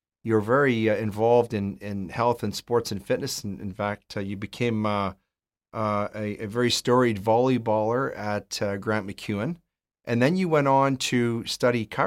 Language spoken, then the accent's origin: English; Edmonton, Alberta, Canada; I'm originally from Edmonton